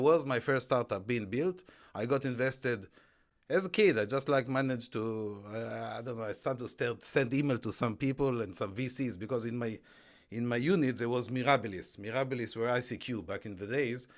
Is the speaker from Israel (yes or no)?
yes; Israel; moved away as an adult; now in United Kingdom; I grew up in Israel